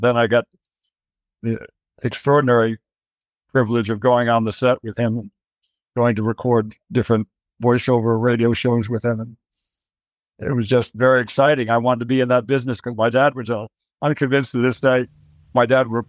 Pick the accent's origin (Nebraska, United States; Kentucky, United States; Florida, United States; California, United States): California, United States; Los Angeles; We moved from Van Nuys to Sherman Oaks.